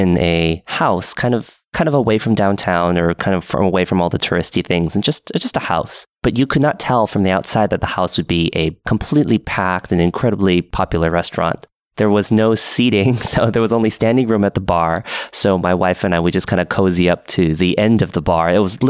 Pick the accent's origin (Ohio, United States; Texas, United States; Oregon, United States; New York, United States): Oregon, United States; Portland; now in Seattle, United States; Being up in Seattle and also growing up in Portland, there is a lot of good coffee.